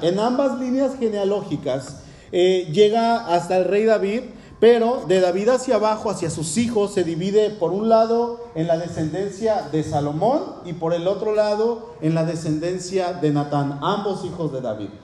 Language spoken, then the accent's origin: Spanish; Mexico City, Mexico; soy, soy de aquí, de la Ciudad de México y soy, bueno, soy mexicano